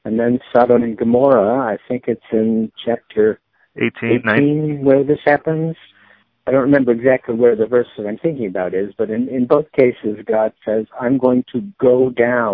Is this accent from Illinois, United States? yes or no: yes; Chicago, Illinois, United States; moved away as an adult; now in Philadelphia, United States; I'm a Chicagoan who lives in Philadelphia now.